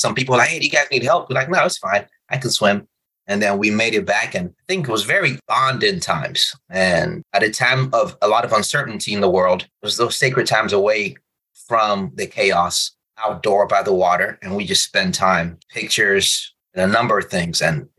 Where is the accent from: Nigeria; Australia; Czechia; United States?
Nigeria; So I'm Nigerian, but my parents live in Republic of Benin, a French country.